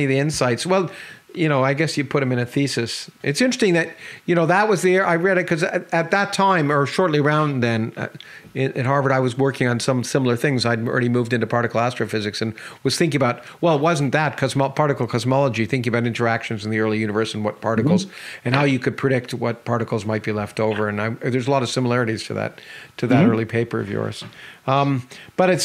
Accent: Toronto, Ontario, Canada; also born or lived in New York; I grew up in Toronto. I was born in New York, but I grew up in Toronto in Canada.

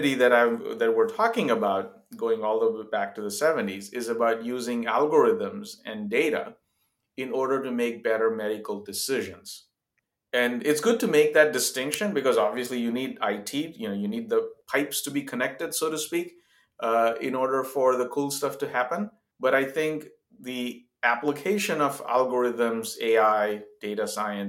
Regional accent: India; moved away as an adult; also born or lived in Zambia; now in United States; I grew up in India, a few years in Africa, actually, as a child, in Zambia for 3 years

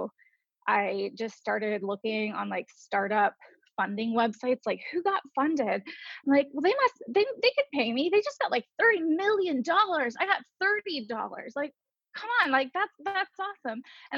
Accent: Atlanta, Georgia, United States; born there; I was born in Atlanta, Georgia. And then I've moved 38 times in my life now.

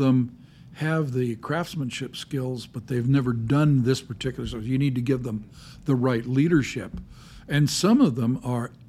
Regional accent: Los Angeles, California, United States; I was born in Los Angeles, grew up in Southern California

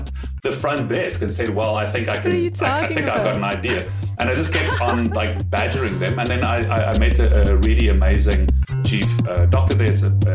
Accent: South Africa; accent: South African; first language German and Afrikaans; English is a second language; also born or lived in Germany; you can probably hear by my accent, I'm South African, born and bred. I actually grew up in Germany until I was six.

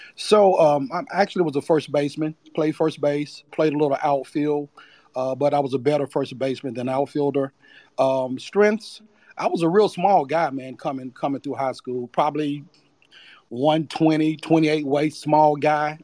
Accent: Charlotte, North Carolina, United States; born and raised in Charlotte, North Carolina. Been there all my life.

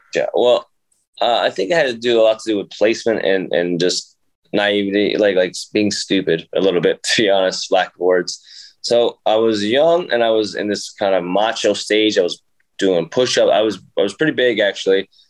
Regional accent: Jersey City, New Jersey, United States; I grew up in Jersey City, and it's inner city

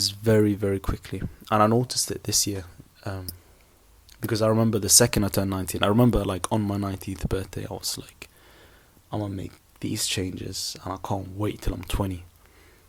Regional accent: Sweden; now in United Kingdom; I grew up in Sweden in a small town, and I moved to a different town, then I moved to the UK, then I moved to a different city

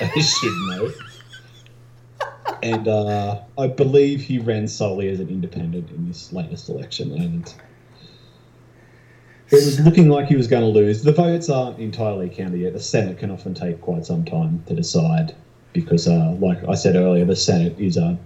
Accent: New South Wales, Australia; my home state, actually

